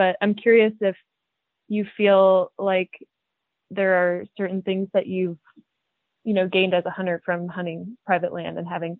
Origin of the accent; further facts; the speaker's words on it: Midwest, United States; because I grew up in the Midwest